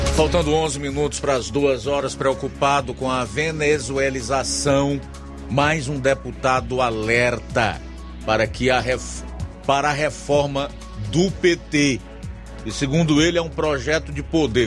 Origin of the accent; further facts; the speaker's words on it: Brazil; como brasileiro que tá aqui na pedra